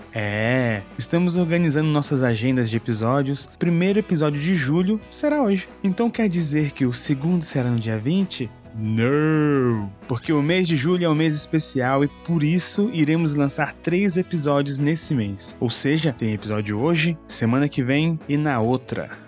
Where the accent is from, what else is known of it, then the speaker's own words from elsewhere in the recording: Brasília, Federal District, Brazil; eu sou de Brasília, né? no caso nós estamos em Brasília aqui.